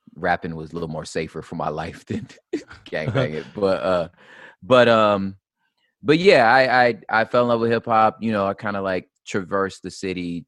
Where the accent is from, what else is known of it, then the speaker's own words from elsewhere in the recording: Los Angeles, California, United States; I moved to what's called the San Gabriel Valley, uh, which we would call SGV, and that's where essentially my formative years were